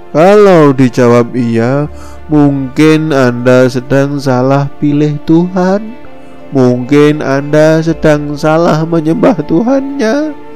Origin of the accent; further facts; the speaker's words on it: Indonesia; I'm Indonesian